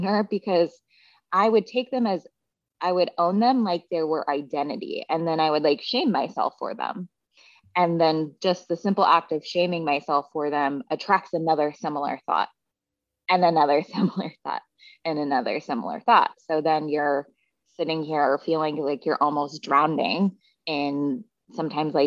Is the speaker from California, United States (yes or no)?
no; Seattle, Washington, United States; I grew up in Seattle